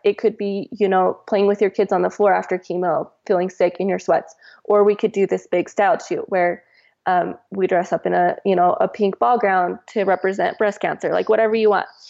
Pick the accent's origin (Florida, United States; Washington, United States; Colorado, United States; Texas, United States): Washington, United States; moved away as an adult; now in Utah, United States; I'm from Washington